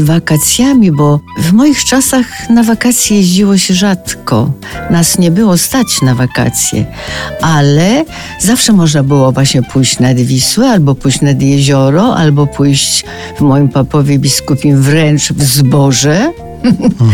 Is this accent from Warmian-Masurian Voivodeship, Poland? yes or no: no; Solec Kujawski, Kuyavian-Pomeranian Voivodeship, Poland; now in Warsaw, Poland; w tym Solcu Kujawskim mieszkałam wręcz nad Wisłą